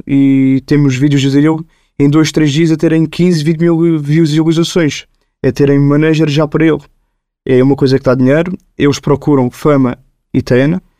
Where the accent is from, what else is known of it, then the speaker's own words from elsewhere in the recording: Lisbon, Portugal; Eu cresci num bairro social, em Marvila, onde eu tive muita sorte, onde no meu prédio vivem pessoas brancas, indianas e negras.